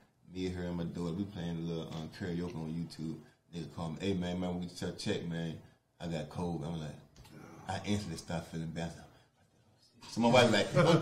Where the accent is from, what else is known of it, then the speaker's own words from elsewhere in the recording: Virginia, United States; also born or lived in New Jersey; I'm from Virginia